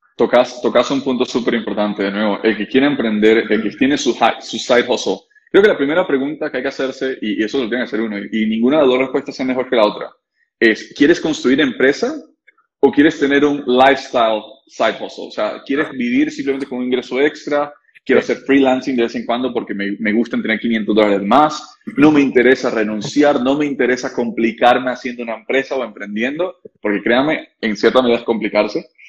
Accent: Costa Rica; nosotros somos ticos

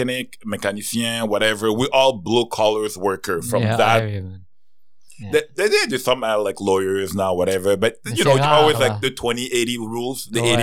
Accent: Cameroon; now in Montreal, Canada; I'm from Cameroon.

